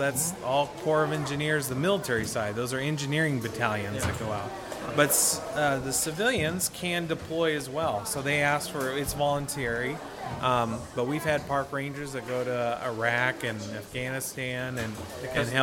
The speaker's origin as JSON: {"language": "English", "region": "Oregon", "country": "United States", "moved": "yes", "said": "I'm from Oregon"}